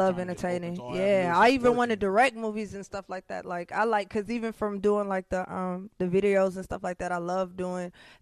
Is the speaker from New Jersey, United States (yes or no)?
no; Minneapolis, Minnesota, United States; I'm from North Minneapolis